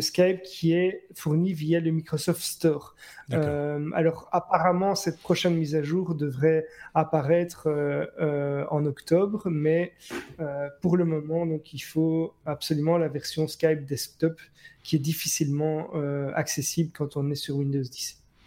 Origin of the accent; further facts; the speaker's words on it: Belgium; ce qu'on a nous en, Belgique